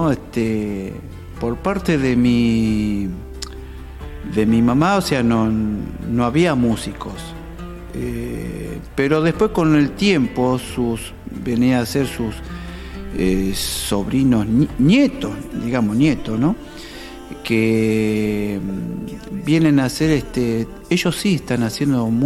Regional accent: Buenos Aires, Argentina; yo soy porteño, eh, pero digamos, tengo la sangre tucumana de parte de mi mamá

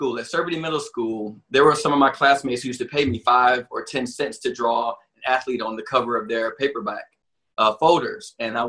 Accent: Detroit, Michigan, United States; moved away; also born or lived in Cincinnati / Tokyo / Portland, Oregon; growing up in Detroit

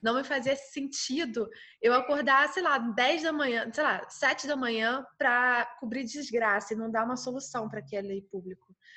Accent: Petrópolis, Rio de Janeiro, Brazil; eu sou de Petrópolis, região serrana do Rio de Janeiro

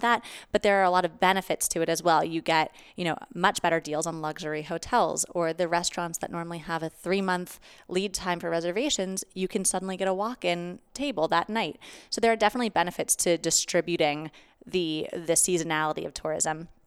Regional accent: Pittsburgh, Pennsylvania, United States; moved away; also born or lived in New York; I am originally from Pittsburgh, but I was living in New York

